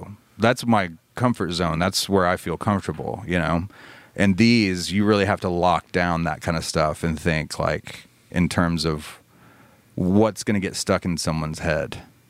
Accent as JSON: {"language": "English", "town": "Birmingham", "region": "Alabama", "country": "United States", "tie": "born or raised there", "said": "I grew up in Birmingham."}